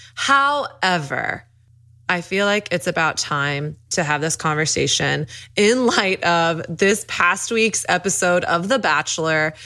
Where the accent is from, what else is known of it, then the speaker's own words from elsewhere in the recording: Dallas, Texas, United States; I grew up in Dallas, Texas